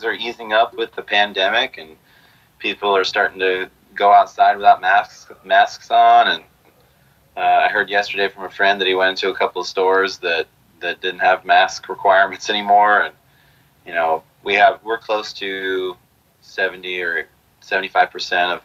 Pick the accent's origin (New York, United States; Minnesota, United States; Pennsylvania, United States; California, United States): California, United States; moved away as an adult; also born or lived in Maryland; now in Oregon, United States; we moved from Maryland to California